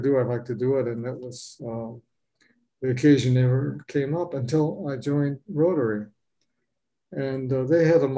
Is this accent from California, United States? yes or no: yes; Los Angeles, California, United States; moved away as an adult; now in Homer, United States; I was born and raised in Los Angeles